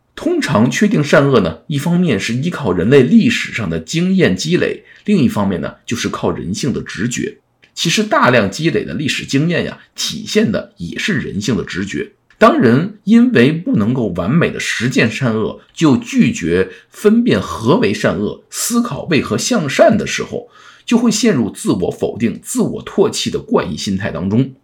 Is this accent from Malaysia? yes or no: no; China; 尤其是我们中国人